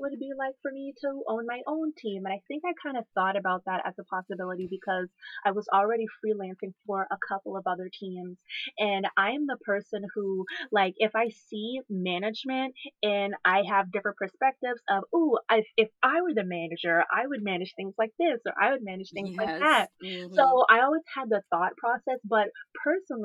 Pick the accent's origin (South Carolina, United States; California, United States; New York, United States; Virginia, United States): South Carolina, United States; Charleston; moved away as an adult; now in Charlotte area, North Carolina, United States; my hometown, which is Charleston, South Carolina